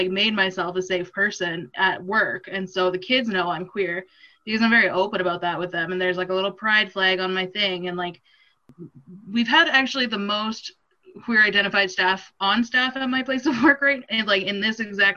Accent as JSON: {"language": "English", "area": "just outside of Edmonton", "region": "Alberta", "country": "Canada", "tie": "born or raised there", "said": "I grew up just outside of Edmonton, so, like, a smaller town, but still, like, close to the city"}